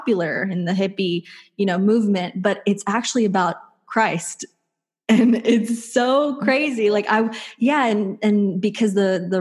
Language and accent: English; Texas, United States; I grew up in Texas